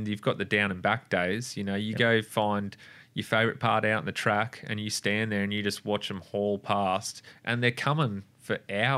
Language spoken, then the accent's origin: English; Australia; And I was actually ashamed of myself as an Australian.